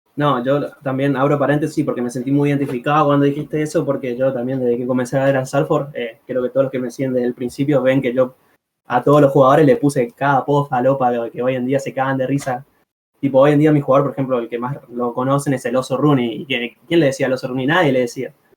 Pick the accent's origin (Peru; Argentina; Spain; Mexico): Argentina; la, gente de Argentina, como tipo, somos pasionales